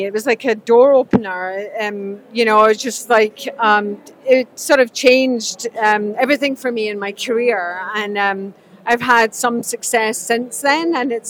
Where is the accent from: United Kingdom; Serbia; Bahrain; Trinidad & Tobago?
United Kingdom; Scotland; I grew up in Scotland